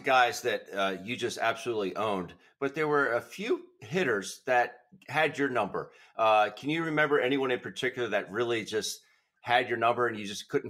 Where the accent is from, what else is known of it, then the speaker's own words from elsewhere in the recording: Pennsylvania, United States; I grew up in Pennsylvania.